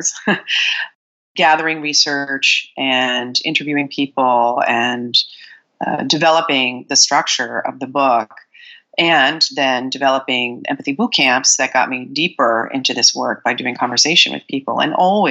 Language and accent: English; New York City, New York, United States; now in California, United States; I'm a Sagittarius from Brooklyn